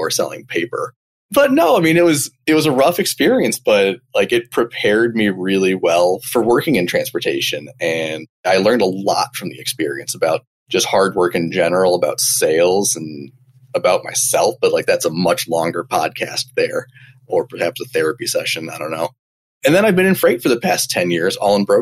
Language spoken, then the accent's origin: English; Champaign, Illinois, United States; moved away as an adult; also born or lived in Chicago, Illinois; I am originally from Champaign, Illinois, Central Illinois